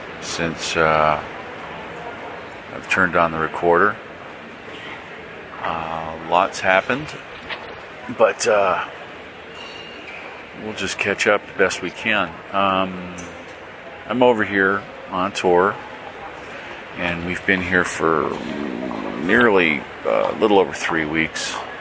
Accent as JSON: {"language": "English", "country": "United States", "accent": "American", "said": "there's my wonderful American accent showing up with all of the pidgin Spanish, pidgin Italian that I was speaking in the past couple of weeks."}